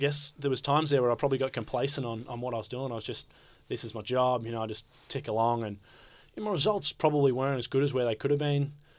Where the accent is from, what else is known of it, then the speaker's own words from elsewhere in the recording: Australia; I tried to act like I wasn't from Australia.